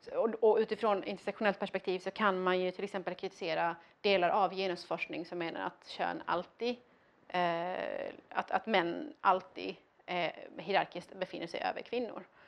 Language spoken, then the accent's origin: Swedish; Iran; now in Sweden; jag inte var man född i Iran utan jag var kvinna född i Iran